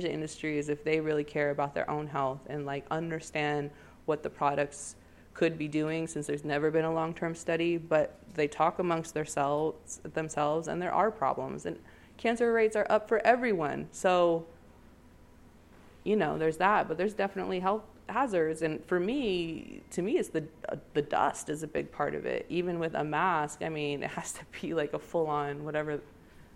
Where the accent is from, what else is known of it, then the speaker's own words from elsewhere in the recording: Portland, Oregon, United States; moved away as an adult; it is my hometown